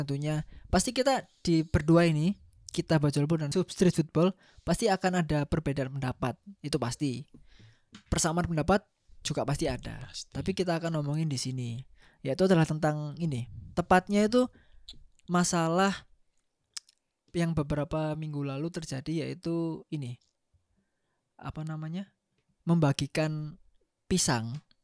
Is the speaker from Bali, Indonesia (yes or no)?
no; Surabaya, East Java, Indonesia; saya orang Surabaya plat L